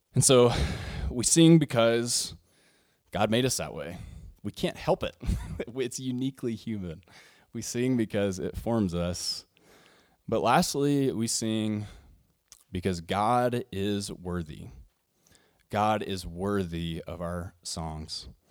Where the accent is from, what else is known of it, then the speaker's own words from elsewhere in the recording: Arkansas, United States; I come from the Southern Baptist world and Southern, or, and, yeah, and Arkansas